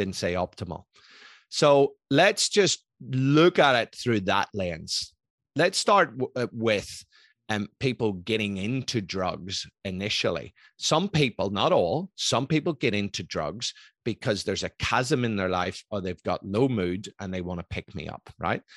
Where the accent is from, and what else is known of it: Belfast, Northern Ireland, United Kingdom; born or raised there; moved away; also born or lived in Scotland